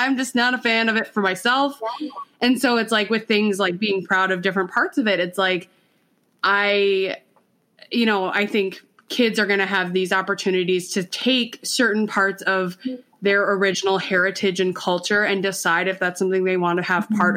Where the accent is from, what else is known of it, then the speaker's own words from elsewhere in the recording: Minnesota, United States; also born or lived in Colombia; we're Minnesotan